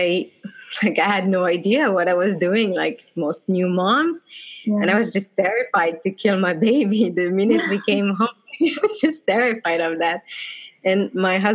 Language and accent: English; Bordeaux, Nouvelle-Aquitaine, France; moved away as an adult; now in Finland; I was born in Bordeaux in the southwest of France, next to the ocean. And I moved to Finland in 2015